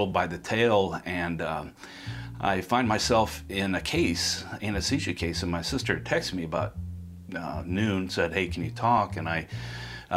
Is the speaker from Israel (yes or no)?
no; Council Bluffs, Iowa, United States; I was born in Council Bluffs, Iowa, raised good Midwestern values